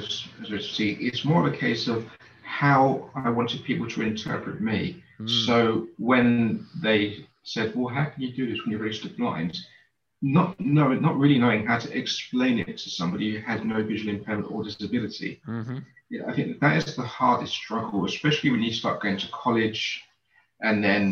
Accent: London, United Kingdom; I grew up in East London in a place called Canning Town

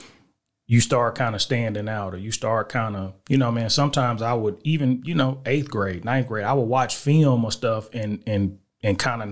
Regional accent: Little Rock, Arkansas, United States; born there; also born or lived in Germany / El Paso / Killeen; I was born in Little Rock, Arkansas.

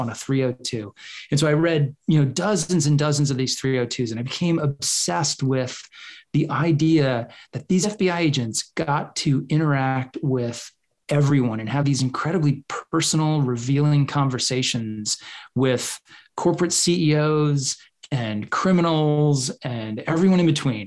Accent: Jacksonville, Florida, United States; moved away as an adult; also born or lived in New York; moved to Jacksonville, Florida when I was about 8 years old

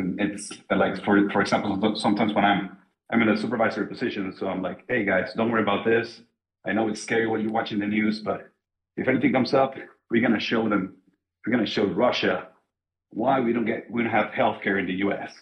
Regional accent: Mexico; now in Germany; We're both from Mexico originally

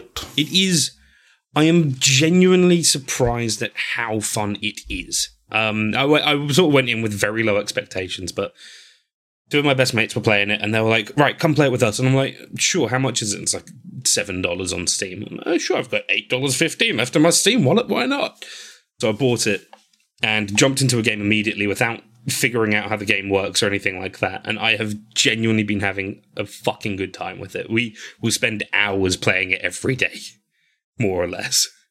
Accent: England, United Kingdom; I'm white. I'm English.

